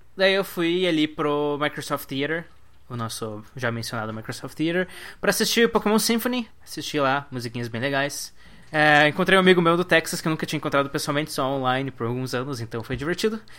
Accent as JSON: {"language": "Portuguese", "country": "Brazil", "said": "sou do Brasil"}